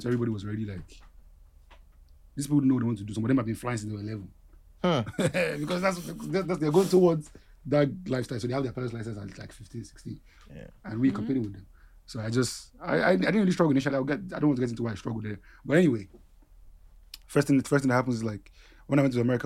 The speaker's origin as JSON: {"language": "English", "country": "Nigeria", "tie": "born or raised there", "also_born_or_lived": "Texas", "moved": "as an adult"}